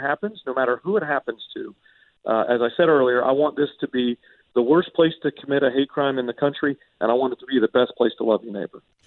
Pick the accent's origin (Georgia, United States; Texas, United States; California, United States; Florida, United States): Georgia, United States; Alpharetta; I grew up in Alpharetta